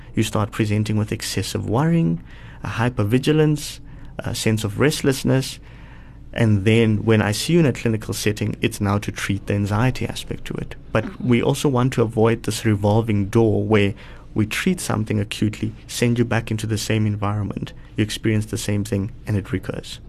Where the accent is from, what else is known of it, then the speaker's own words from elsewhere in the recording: Polokwane, Limpopo, South Africa; now in Sandton, South Africa; I grew up in Polokwane, so uh, just outside of Polokwane in a township known as Sishil.